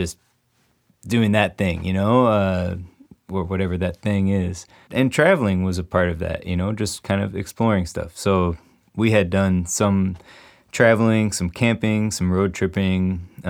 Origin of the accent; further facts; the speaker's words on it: Chicago, Illinois, United States; I was in the city proper until I was about 12. So, and then we moved into the suburbs just outside of the city